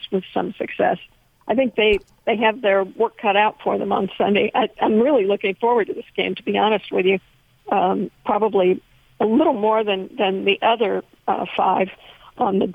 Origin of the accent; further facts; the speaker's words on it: Missouri, United States; I have been a Chiefs fan since I grew up in Missouri many, many moons ago